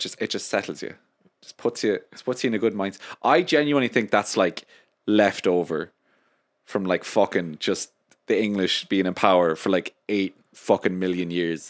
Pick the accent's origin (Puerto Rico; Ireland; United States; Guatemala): Ireland; I love being Irish